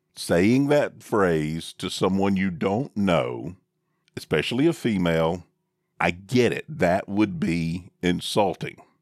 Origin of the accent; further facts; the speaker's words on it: the South, United States; I'm from the South, and this is how I was raised